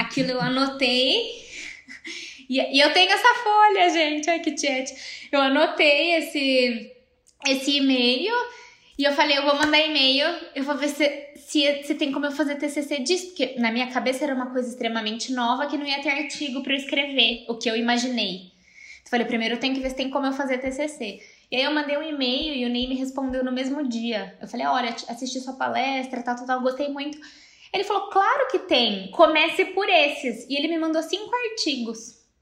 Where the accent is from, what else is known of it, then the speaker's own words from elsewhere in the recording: Campinas, São Paulo, Brazil; also born or lived in Rio de Janeiro; eu sou de Campinas